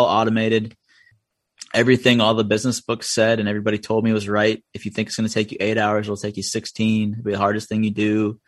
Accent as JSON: {"language": "English", "town": "Middlebury", "country": "United States", "tie": "born or raised there", "said": "She showed it to me, and I was like, this is great. I was like, that's my hometown. I'm so proud of that."}